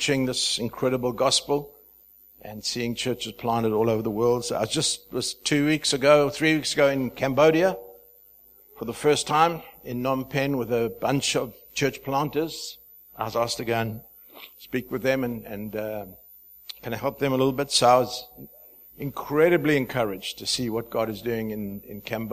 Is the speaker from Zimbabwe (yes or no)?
yes; Zimbabwe; moved away as an adult; also born or lived in South Africa / Dubai; I'm from Zimbabwe. I don't have an accent at all. You all have an accent. But I hail from the nation of Zimbabwe. I was born there, lived for my first 21 years